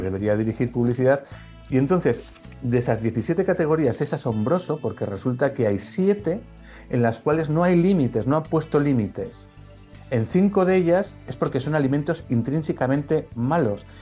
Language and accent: Spanish; Pamplona, Navarre, Spain; moved away as an adult; vino a mi ciudad de origen a estudiar una, una chica que luego se convirtió en mi mujer y nos conocimos allí. Y resultó que ella era de fuera de, de mi ciudad, de Pamplona